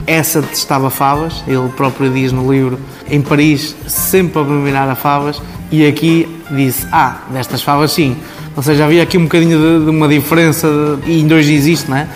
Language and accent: Portuguese; Baião, Porto District, Portugal; also born or lived in Barcelona; Sou um filho desta terra, que é Baião, nasci aqui em Baião